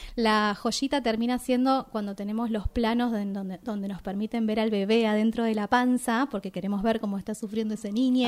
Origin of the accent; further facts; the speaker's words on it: Argentina; como mujeres argentinas